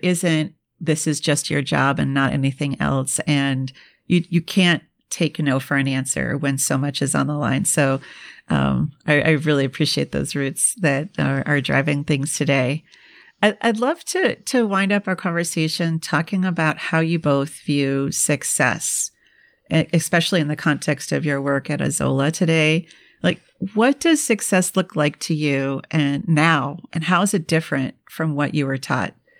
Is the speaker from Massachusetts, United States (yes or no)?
no; Minnesota, United States; I'm from the Midwest and I grew up in Minnesota